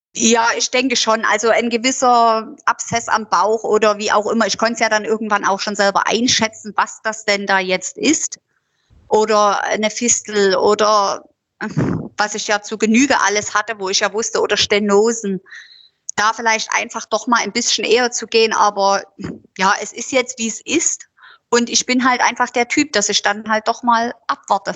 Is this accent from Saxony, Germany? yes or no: yes; Döbeln, Saxony, Germany; Ich bin ja damals aus, also eigentlich bin ich ja aus Döbeln.